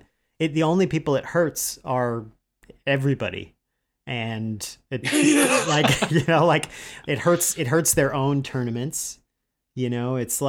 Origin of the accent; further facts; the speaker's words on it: United States; as an American traveling during like the George Bush years